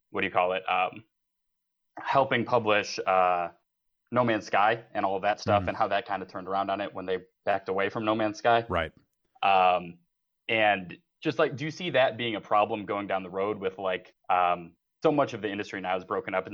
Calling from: Palatine, Illinois, United States; from around Chicago ish, I guess.

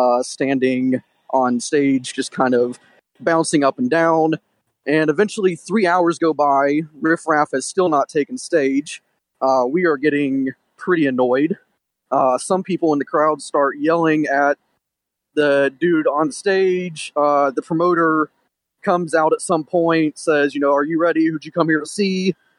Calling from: Detroit, Michigan, United States; This is …. I'm from Detroit.

